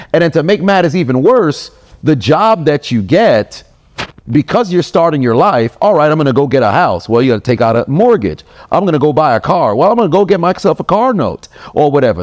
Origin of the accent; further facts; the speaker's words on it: New York, United States; I'm from New York